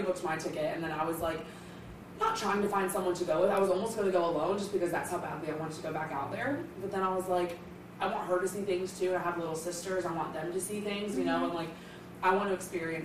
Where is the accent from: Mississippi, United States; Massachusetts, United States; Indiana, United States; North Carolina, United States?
North Carolina, United States; Concord; I'm from Concord